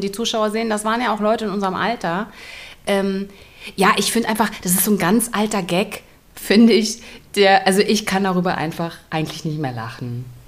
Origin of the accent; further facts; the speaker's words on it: Germany; ich komme ja aus der DDR.